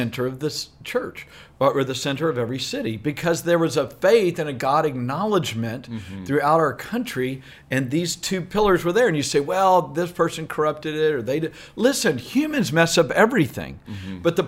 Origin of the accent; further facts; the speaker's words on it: Southeast Texas, United States; I grew up in Southeast Texas